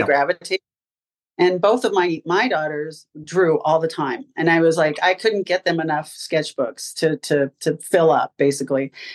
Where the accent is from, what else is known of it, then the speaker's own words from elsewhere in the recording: California, United States; moved away as an adult; also born or lived in Ann Arbor, Michigan / Dayton, Ohio / Florida; I'm originally from California, went to UCLA to get my degree in design